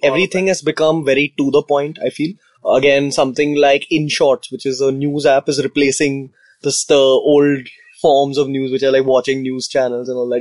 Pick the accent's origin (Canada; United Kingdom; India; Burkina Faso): India; that's just the downside to being Indian